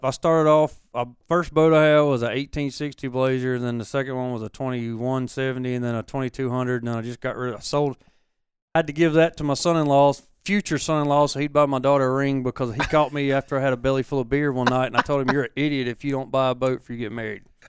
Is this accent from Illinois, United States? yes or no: no; Hattiesburg, Mississippi, United States; moved away as an adult; I grew up in Dixie